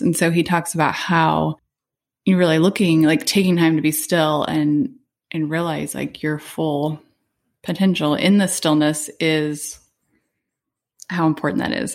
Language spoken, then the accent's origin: English; Arizona, United States; moved away as an adult; now in Hawaii, United States; we moved here in December from Arizona, where Arizona is where I had lived my whole life